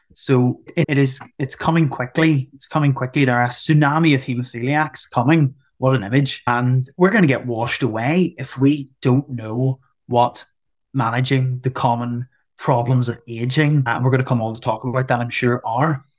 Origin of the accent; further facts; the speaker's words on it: Northern Ireland, United Kingdom; I'm from Northern Ireland.